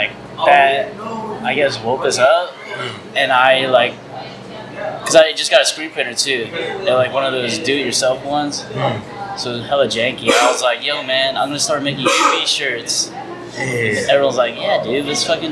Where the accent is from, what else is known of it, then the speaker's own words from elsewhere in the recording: San Diego, California, United States; also born or lived in Virginia; I moved over here fifth grade